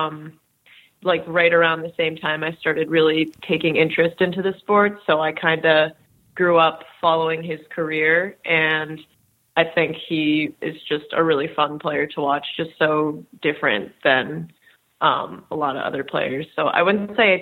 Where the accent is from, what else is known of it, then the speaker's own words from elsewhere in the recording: Maryland, United States; I'm from Maryland, so there aren't that many ice rinks around.